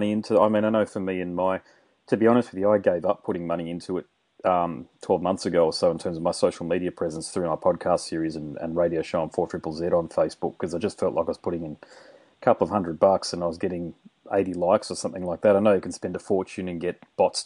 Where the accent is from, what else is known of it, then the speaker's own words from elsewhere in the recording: Queensland, Australia; now in Western Australia, Australia; I'm from Queensland